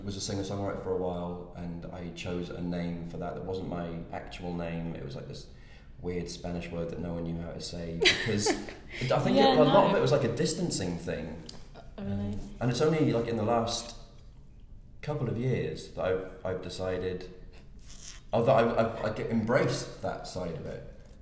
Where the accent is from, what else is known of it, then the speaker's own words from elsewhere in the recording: South Wales, United Kingdom; I grew up in South Wales